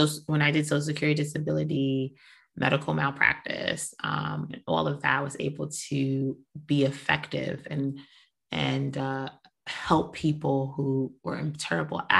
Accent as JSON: {"language": "English", "town": "New York City", "region": "New York", "country": "United States", "said": "I'm from New York, I'm from Brooklyn."}